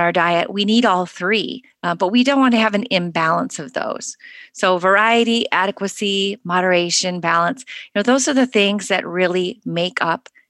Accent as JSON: {"language": "English", "country": "United States", "tie": "born or raised there", "said": "Growing up in the United States"}